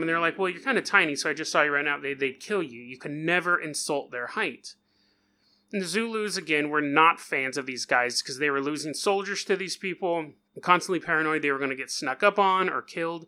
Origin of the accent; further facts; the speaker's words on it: California, United States; I'm from California